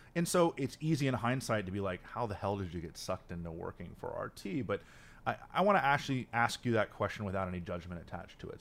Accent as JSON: {"language": "English", "town": "Miami", "region": "Florida", "country": "United States", "said": "I'm from Miami"}